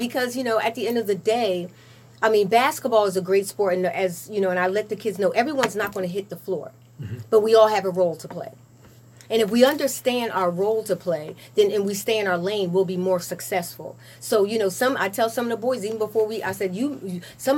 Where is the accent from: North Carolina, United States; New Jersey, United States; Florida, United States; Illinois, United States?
New Jersey, United States; Lawrence Township; I'm actually from Lawrence. Born and raised.